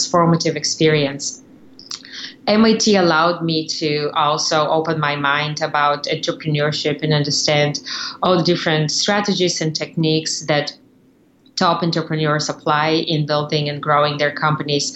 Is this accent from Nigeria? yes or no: no; Bulgaria; moved away as an adult; now in United States; I came from Bulgaria in 2003. So I've been in the country for 13 years now, and I graduated from English language high school in Bulgaria